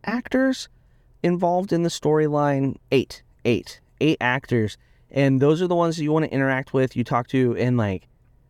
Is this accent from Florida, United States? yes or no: no; Indiana, United States; I grew up in Indiana.